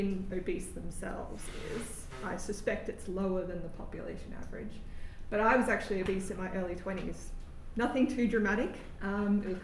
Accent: Australia; moved away as an adult; now in Oxford, United Kingdom; I'm an Indigenous Australian

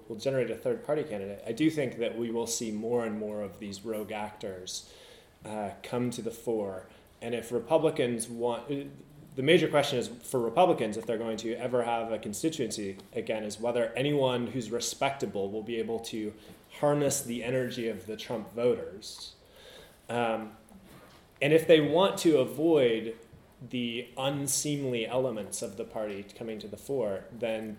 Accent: United States; As an American

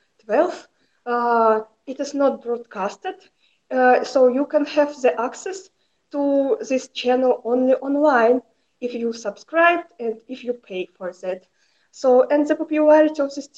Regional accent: Saratov Oblast, Russia; I'm a journalist from Saratov region

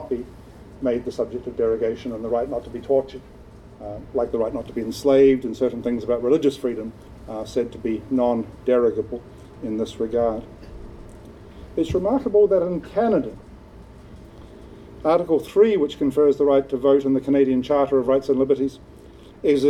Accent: New Zealand; now in United Kingdom; I'm a New Zealander resident

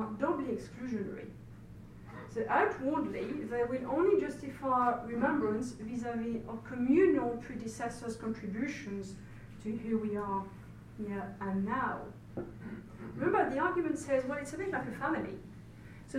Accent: France; accent: French; English is a second language; now in United Kingdom; I'm very aware of my French accent

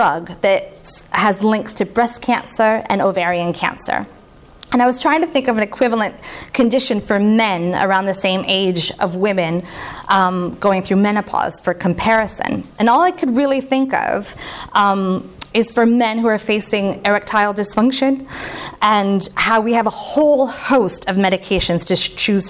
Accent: United States; I'm American

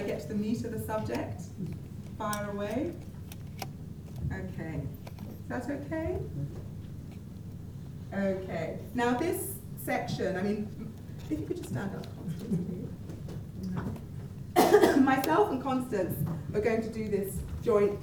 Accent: London, United Kingdom; also born or lived in Scotland; I'm Nigerian origin, but Scottish by birth and London by upbringing.

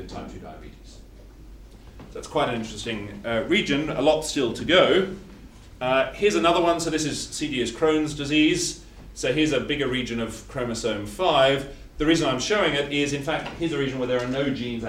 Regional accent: Australia; I'm Australian, not English

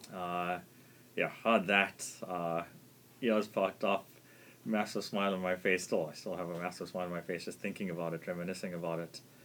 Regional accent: South Africa; being South African

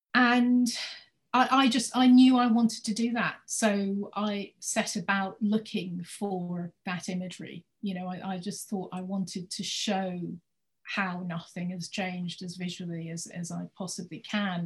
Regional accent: United States; now in United Kingdom; I grew up in the States

